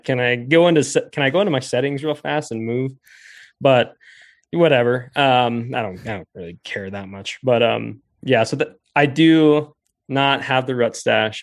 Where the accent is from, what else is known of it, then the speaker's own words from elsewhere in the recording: Rifle, Colorado, United States; I grew up in in Rifle, Colorado, which was a really cool place to grow up